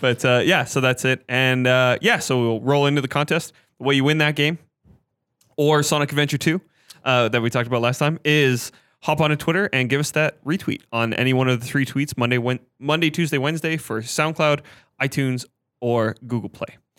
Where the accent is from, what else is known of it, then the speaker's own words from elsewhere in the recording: Canada; we're Canadian